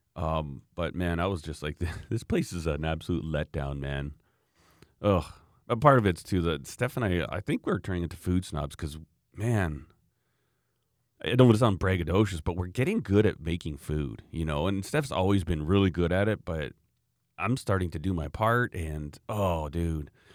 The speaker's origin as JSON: {"language": "English", "country": "Canada", "said": "being a Canadian"}